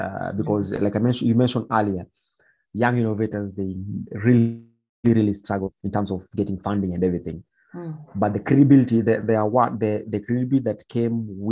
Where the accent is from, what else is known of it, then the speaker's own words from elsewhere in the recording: Nairobi, Kenya; also born or lived in Nyeri; growing up in Mathare Slum